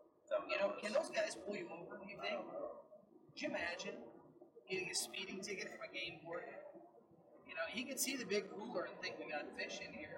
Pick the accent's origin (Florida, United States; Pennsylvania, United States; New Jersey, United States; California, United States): Florida, United States; This was, and we're from Florida, so we're used to.